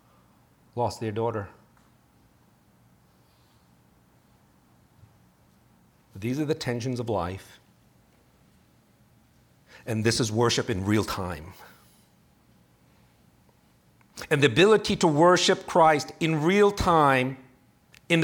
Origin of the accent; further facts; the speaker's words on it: New York, United States; I'm a New Yorker